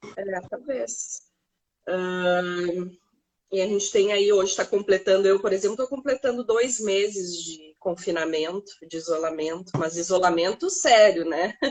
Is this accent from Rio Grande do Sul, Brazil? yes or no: yes; Porto Alegre, Rio Grande do Sul, Brazil; also born or lived in Novo Hamburgo / Cachoeirinha; morava em Porto Alegre, nasci em Porto Alegre, eh, nasci no Hamburgo, logo vim para Porto Alegre. Uh, e com 13 anos fui para Cachoeirinha, passei minha adolescência toda